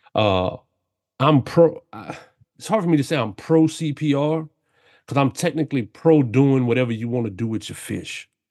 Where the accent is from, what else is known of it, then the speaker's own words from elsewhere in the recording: South Louisiana, United States; I grew up down here in South Louisiana my whole life.